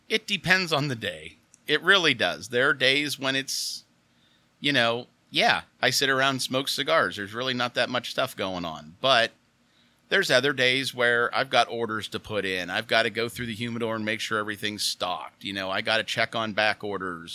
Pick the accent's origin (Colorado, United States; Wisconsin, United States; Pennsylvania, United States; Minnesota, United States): Pennsylvania, United States; Oil City; I'm originally from Oil City, Pennsylvania